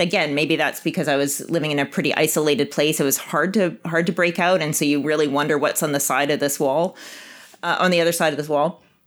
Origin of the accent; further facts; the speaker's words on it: Winnipeg, Manitoba, Canada; moved away as an adult; I grew up in Winnipeg